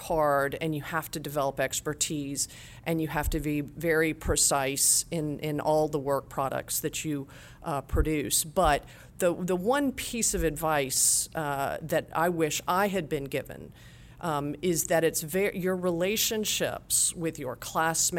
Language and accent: English; Atlanta, Georgia, United States; I'm a Georgian born and raised